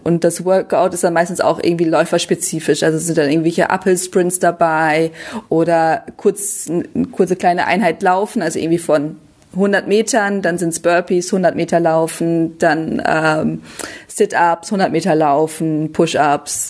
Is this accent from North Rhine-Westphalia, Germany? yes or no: yes; Münsterland, North Rhine-Westphalia, Germany; moved away; also born or lived in Düsseldorf; ich komme ja ursprünglich aus Münsterland